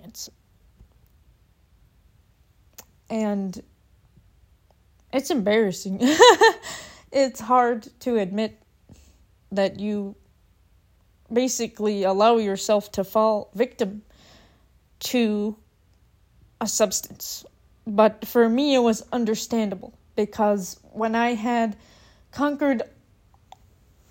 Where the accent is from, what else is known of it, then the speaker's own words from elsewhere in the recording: Minneapolis, Minnesota, United States; now in Arizona, United States; I'm from Minneapolis, and I moved to Arizona